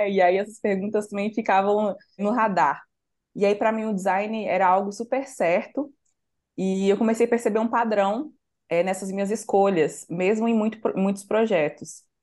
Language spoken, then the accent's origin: Portuguese; Santa Luzia, Minas Gerais, Brazil; por eu, eu, ter nascido e crescido em Santa Luzia, que é uma região metropolitana